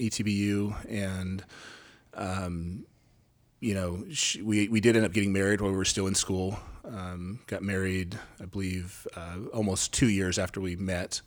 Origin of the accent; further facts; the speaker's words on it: Gresham, Oregon, United States; moved away as an adult; also born or lived in Texas / Louisiana; I am from Gresham, Oregon. I grew up in Gresham, uh, left in two thousand one and spent sixteen, seventeen years in Texas and Louisiana, and then we just moved back here